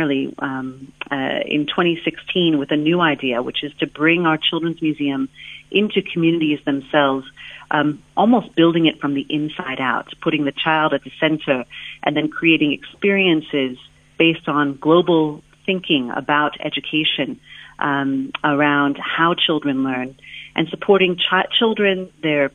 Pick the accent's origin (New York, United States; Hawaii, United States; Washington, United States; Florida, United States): Washington, United States; a small town outside of Seattle; moved away as an adult; now in South Africa; I'm originally from the United States, and I grew up in a small town outside of Seattle in the United States